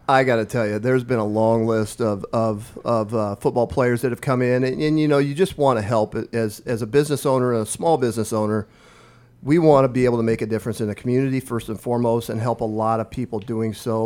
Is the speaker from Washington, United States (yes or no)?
no; Omaha Indian Reservation, northeast Nebraska, United States; born or raised there; moved away as an adult; now in Lincoln, United States